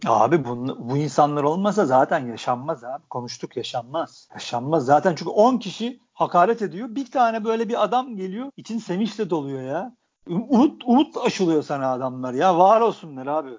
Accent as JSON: {"language": "Turkish", "region": "Istanbul", "country": "Turkey", "tie": "born or raised there", "said": "Ben, hani İstanbul'un İstanbullusuyum. Ben mahallede büyüdüm."}